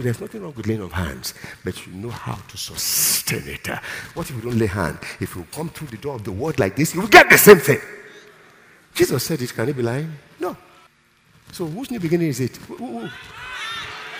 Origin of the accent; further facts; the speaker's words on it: Nigeria; I'm strong as a Nigerian